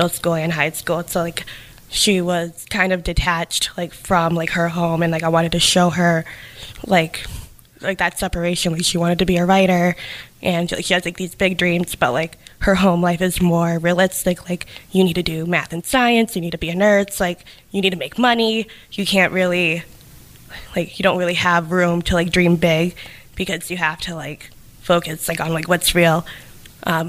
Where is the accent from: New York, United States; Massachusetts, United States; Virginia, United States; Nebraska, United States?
Massachusetts, United States; New Bedford; growing up in New Bedford